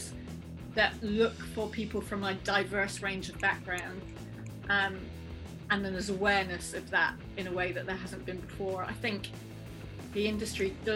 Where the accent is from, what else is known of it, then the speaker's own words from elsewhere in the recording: Merseyside, North West England, United Kingdom; I was growing up on Merseyside